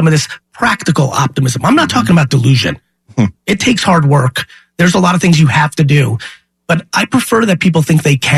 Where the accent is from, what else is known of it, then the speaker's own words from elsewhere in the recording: New York City, New York, United States; also born or lived in Soviet Union; I was born in the Soviet Union. I grew up with nothing. We moved to Queens in a studio apartment